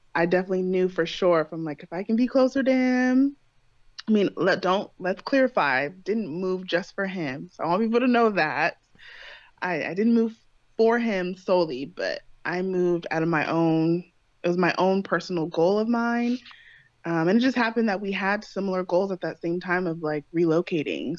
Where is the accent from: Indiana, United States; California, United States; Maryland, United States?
California, United States; moved away as an adult; I was born and raised in California